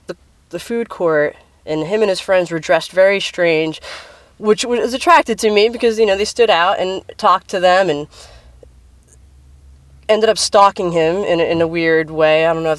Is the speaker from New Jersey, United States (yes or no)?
yes; Central New Jersey, United States; moved away as an adult; now in Philadelphia, United States; I was born in New Jersey, 1979. Grew up in New Jersey.